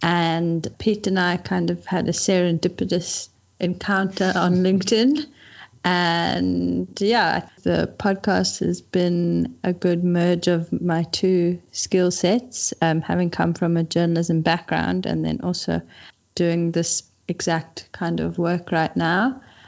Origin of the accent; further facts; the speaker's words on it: Cape Town, Western Cape, South Africa; also born or lived in Durban; I am originally from Cape Town.